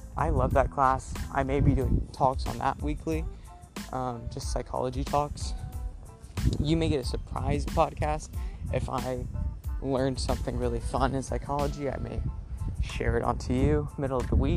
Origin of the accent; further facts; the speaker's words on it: Texas, United States; moved away; I'm from the south, I'm from Texas